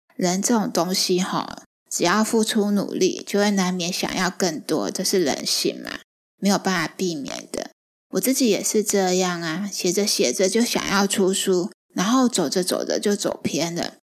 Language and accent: Chinese; Taiwan; moved away as an adult; also born or lived in Beijing, China; 是嘉义人